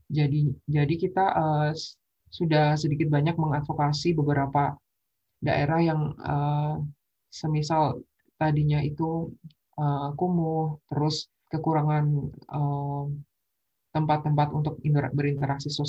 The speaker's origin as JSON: {"language": "Indonesian", "town": "Semarang", "region": "Central Java", "country": "Indonesia", "tie": "born or raised there", "lives_now": "Yogyakarta, Indonesia", "said": "Uh, aku asli Semarang dan kebetulan karena kuliah di UGM Yogyakarta"}